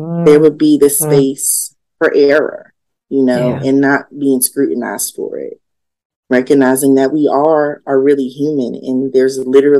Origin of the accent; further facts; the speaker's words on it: Yonkers, New York, United States; I grew up in Yonkers